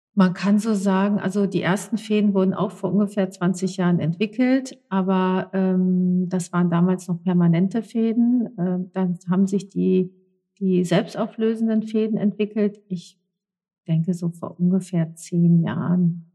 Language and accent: German; North Rhine-Westphalia, Germany; gebürtig in NRW